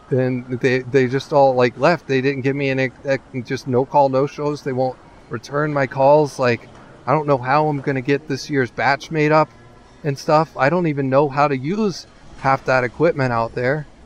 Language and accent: English; California, United States; Like you know, I I grew up in California.